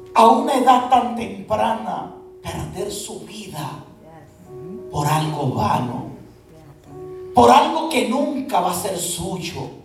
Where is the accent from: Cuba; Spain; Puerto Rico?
Puerto Rico; moved away; yo soy puertorriqueño